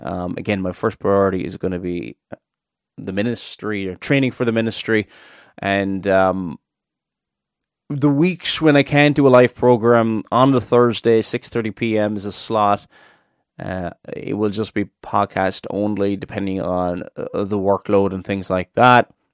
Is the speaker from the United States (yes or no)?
no; Cork, Munster, Ireland; now in Northern Ireland, United Kingdom; I'm not originally from Northern Ireland. I'm from Cork in the south